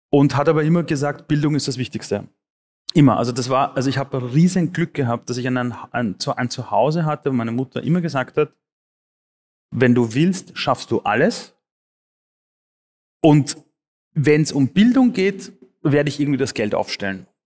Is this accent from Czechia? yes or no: no; Austria; und dann mit Amnesty International oder der UN und der UN nach Europa und dann aufgewachsen am Flüchtlingsheim. Ähm, dann wurde Österreich meine Heimat